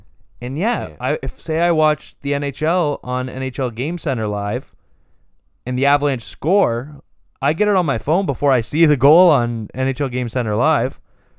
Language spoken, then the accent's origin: English; Canada; I'm a Canadian. I'm just a Canadian guy.